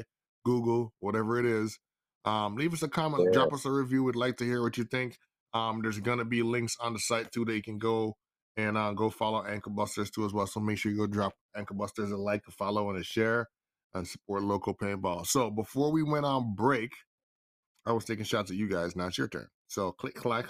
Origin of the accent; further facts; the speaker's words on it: Jamaica; I was born in Jamaica